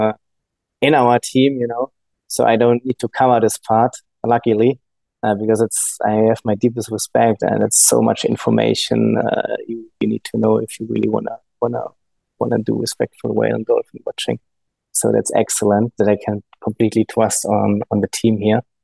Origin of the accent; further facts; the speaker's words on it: Germany; English is a second language; maybe you got noticed my accent. I'm from Germany, from a landlocked part in Germany. So there's no sea around my town where I'm coming from.